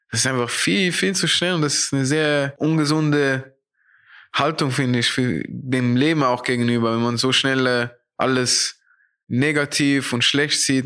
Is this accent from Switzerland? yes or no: yes; Zurich, Switzerland; moved away as an adult; now in Frankfurt, Germany; wie Zürich, wo ich aufgewachsen bin